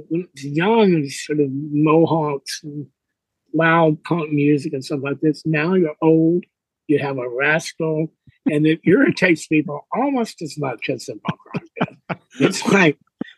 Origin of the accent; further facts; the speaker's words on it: Gurdon, Arkansas, United States; moved away; also born or lived in Texas / San Francisco; I was born in Arkansas. A little town there called Gurdon